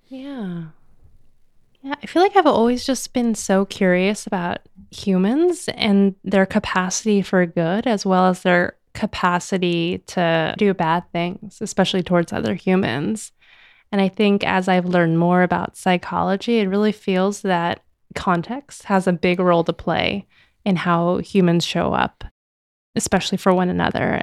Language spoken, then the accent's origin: English; United States; first language English; the privileges I was born into, to be an American citizen, to speak English as my native language